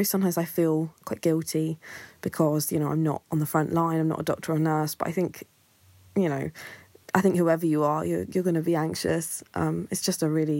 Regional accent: Kent, South East England, United Kingdom; I'm 21 and I'm from Kent.

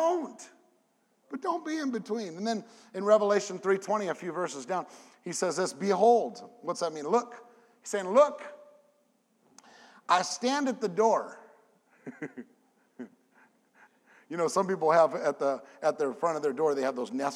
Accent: California, United States; moved away as an adult; now in Memphis, United States; I have a 714 number because I'm from California

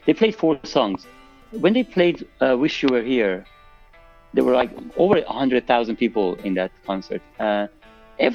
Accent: Tehran, Tehran Province, Iran; moved away as an adult; now in London, United Kingdom; So I moved to London from Tehran in 2004 to do my master's in engineering.

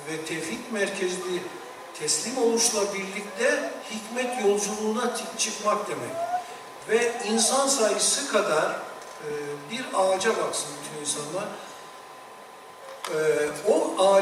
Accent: a village of Bayburt, Turkey; ben Bayburt'un bir köyünde dünyaya geldim.

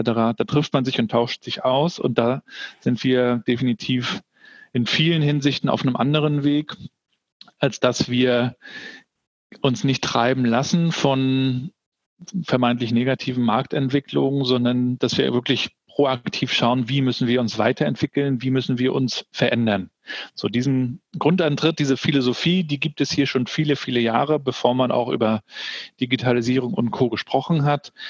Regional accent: Rostock, Mecklenburg-Vorpommern, Germany; also born or lived in Hamburg; bei uns in, in Warnemünde, wo ich aufgewachsen bin.

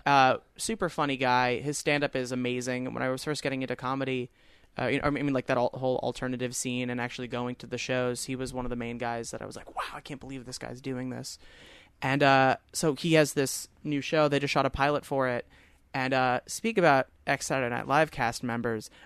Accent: Long Island, New York, United States; I said, Long Island.

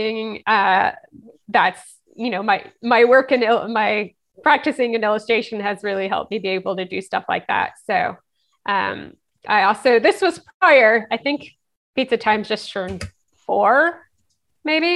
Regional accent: Atlanta, Georgia, United States; moved away as an adult; also born or lived in Los Angeles; now in Raleigh, United States; I grew up in Atlanta and that was a big city

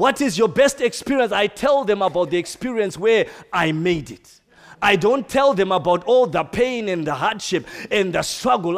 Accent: Zimbabwe; I come from Zimbabwe. We don't eat snails normally.

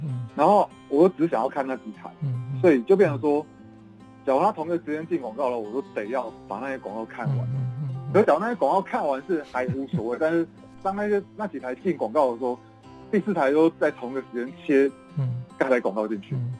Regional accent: Chiayi, Taiwan; 我是嘉义人

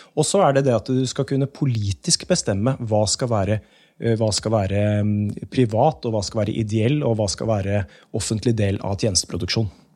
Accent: Asker, Akershus, Norway; also born or lived in Gamle Oslo, Oslo; now in Oslo, Norway; Aske kommune, for det er der jeg er fra

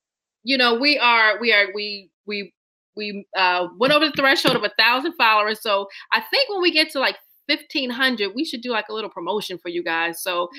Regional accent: coast of Virginia, United States; also born or lived in Maryland; now in New York, United States; I've been in New York for 8 years, but I'm from Virginia, from the coast of Virginia. I lived in Maryland for 10 years, and we are known for our seafood.

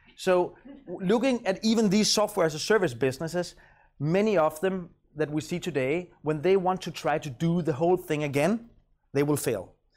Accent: Copenhagen, Capital Region of Denmark, Denmark; I'm from Copenhagen.

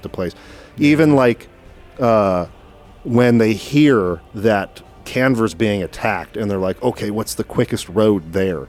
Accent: United States; growing up in the United States, which is a very large country

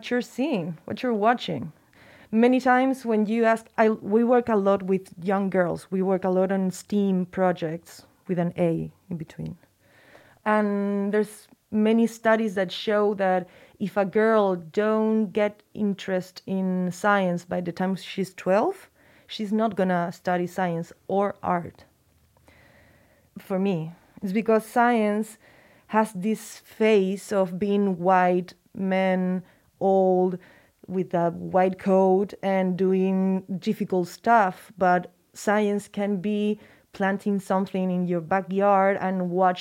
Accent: Chile; I'm from Chile.

